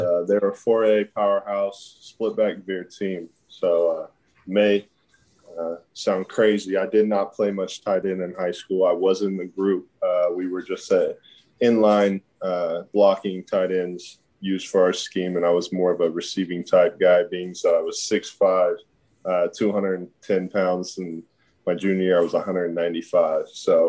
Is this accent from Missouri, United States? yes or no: yes; Kansas City, Missouri, United States; For sure. I grew up in the Trent Green era. I mean, we had a lot of good years.